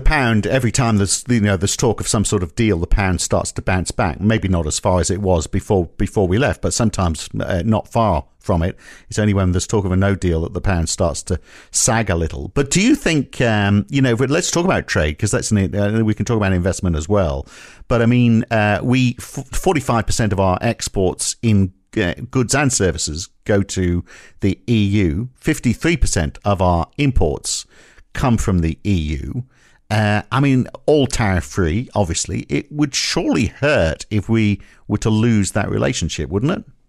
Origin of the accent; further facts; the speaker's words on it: United Kingdom; moved away as an adult; I'm more British than you are